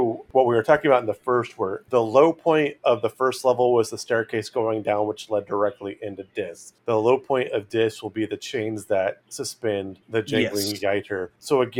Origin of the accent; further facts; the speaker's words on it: California, United States; where I grew up in California, there were some hot springs like Mammoth and near Shasta Lake